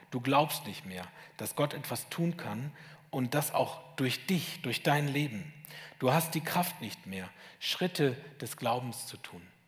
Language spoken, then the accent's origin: German; Lower Saxony, Germany; moved away as an adult; now in Schwäbisch Hall, Germany; Ich komme aus Sachsen, aus Niedersachsen, um genau zu sein.